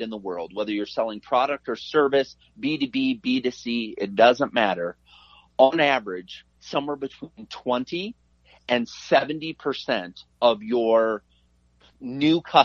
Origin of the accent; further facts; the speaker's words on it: Iowa, United States; I'm a Midwestern kid. I grew up in Iowa.